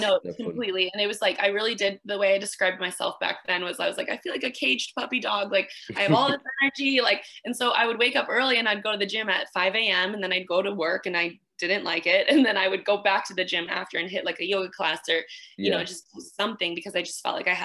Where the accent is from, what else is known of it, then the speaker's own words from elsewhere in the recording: Arizona, United States; I grew up in Arizona.